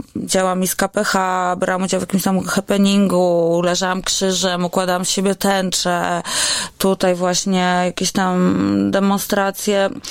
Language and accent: Polish; Warsaw, Masovian Voivodeship, Poland; A ja jestem warszawianką, która żyje w centrum i oddycha po prostu światłami wielkiego miasta